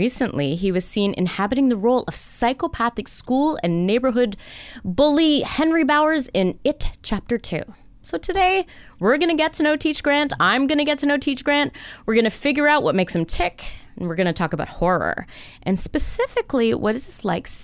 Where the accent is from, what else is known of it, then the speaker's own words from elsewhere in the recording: Newmarket, Ontario, Canada; I spent my teen years in the GTA. My family, like for my teen years, I lived in Newmarket